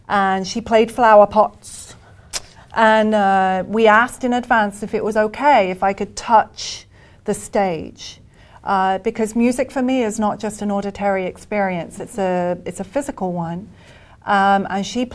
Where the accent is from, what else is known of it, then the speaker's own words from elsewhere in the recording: Birmingham, West Midlands, United Kingdom; moved away as an adult; now in United States; I'm British